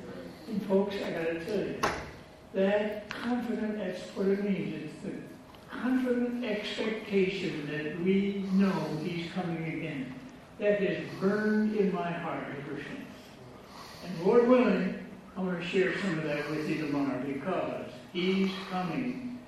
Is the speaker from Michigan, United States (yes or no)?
yes; Michigan, United States; and now I'm from Michigan. That's where I get this weird accent. I was just back there last Sunday preaching, and it was neat to be back in my home territory.